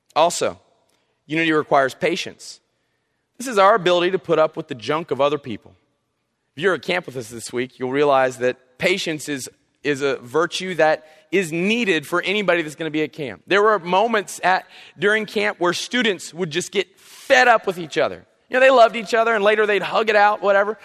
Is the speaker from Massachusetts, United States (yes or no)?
no; South Carolina, United States; now in North Carolina, United States; I'm from South Carolina